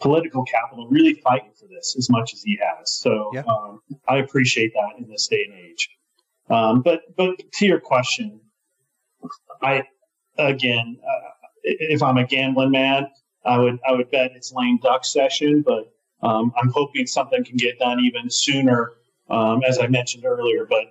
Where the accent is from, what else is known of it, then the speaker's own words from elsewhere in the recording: Colorado, United States; my home state of Colorado and where we're headquartered